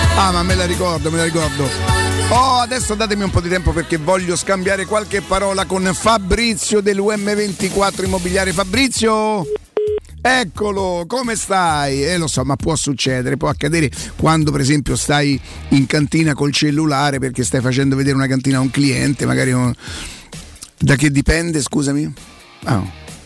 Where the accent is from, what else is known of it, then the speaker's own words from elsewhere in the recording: Rome, Lazio, Italy; also born or lived in Primavalle, Rome; Io veramente venivo da Viale Marconi